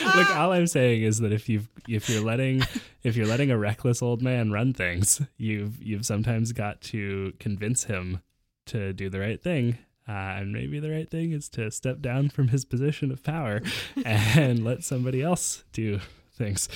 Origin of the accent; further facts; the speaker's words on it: Canada; As a Canadian